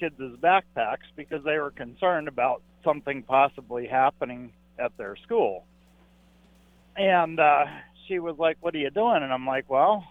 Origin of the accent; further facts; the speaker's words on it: Caldwell, Idaho, United States; I'm from Caldwell, Idaho, but today I'm in Las Vegas